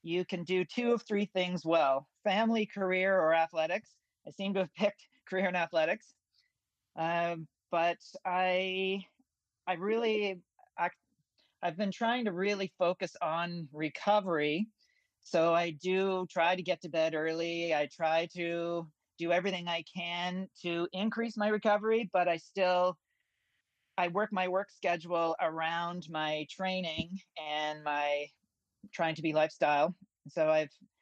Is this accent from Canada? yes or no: yes; Newfoundland and Labrador, Canada; moved away as an adult; also born or lived in Halifax / Toronto; now in Ontario, Canada; my hometown in Newfoundland